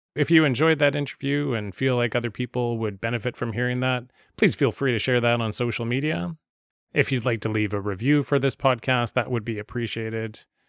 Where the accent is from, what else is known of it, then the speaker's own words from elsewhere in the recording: Vancouver, British Columbia, Canada; growing up in Vancouver